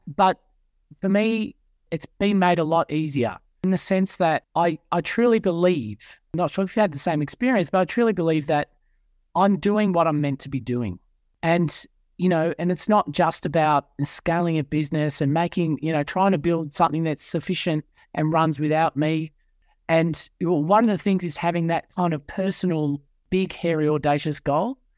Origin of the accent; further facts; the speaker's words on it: Melbourne, Victoria, Australia; moved away as an adult; now in Sydney, Australia; born and bred in Melbourne, grew up in a Christian Catholic family